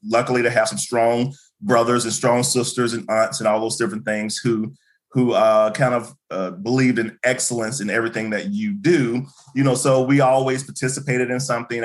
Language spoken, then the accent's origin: English; Birmingham, Alabama, United States; moved away as an adult; also born or lived in Kentucky; I'm originally from uh, Birmingham, Alabama. That's why I was born. That's why I grew up.